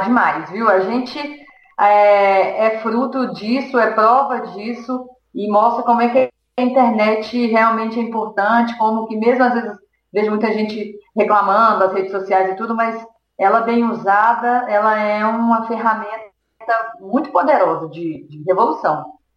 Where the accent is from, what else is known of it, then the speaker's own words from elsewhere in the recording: Belo Horizonte, Minas Gerais, Brazil; eu sou de Belo Horizonte